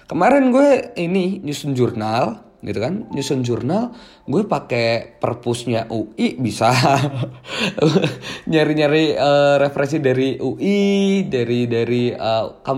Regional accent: Magelang, Central Java, Indonesia; Jogja atau di daerahku aja deh, Jawa Tengah, Magelang gitu.

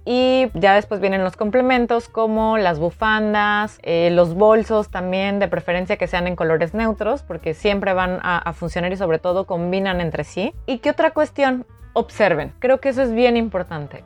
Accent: Veracruz, Mexico; moved away as an adult; now in Paris, France; en nuestro caso México

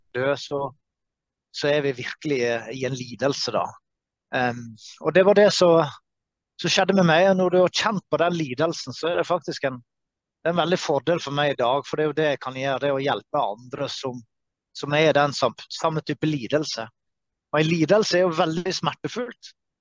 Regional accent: Norway; fra Norge

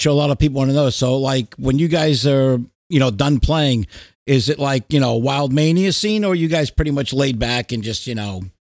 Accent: New York, United States; I mean, I grew up in New York

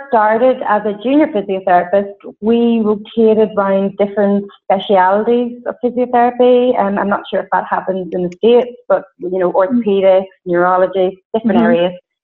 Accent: County Fermanagh, Northern Ireland, United Kingdom; I'm from a really rural place in Northern Ireland called County Fermanagh

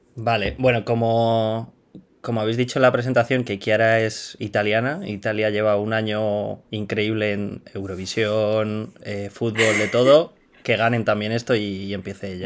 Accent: Madrid, Community of Madrid, Spain; yo soy español, nací en Madrid y he vivido toda, toda mi vida aquí en Madrid

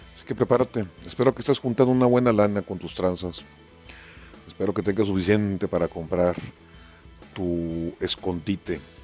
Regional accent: Mexico; aquí hay mexicanos

